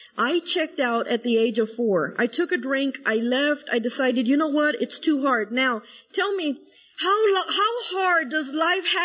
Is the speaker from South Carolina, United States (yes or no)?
no; San Angelo, Texas, United States; moved away as an adult; now in Dallas, United States; I was born and raised in San Angelo, Texas